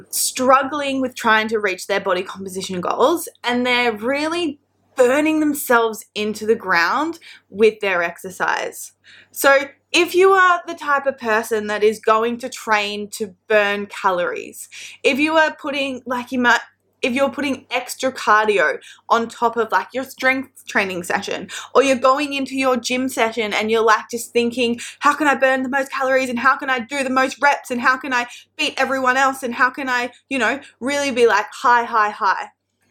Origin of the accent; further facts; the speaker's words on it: New South Wales, Australia; at home in my hometown, the south coast of New South Wales.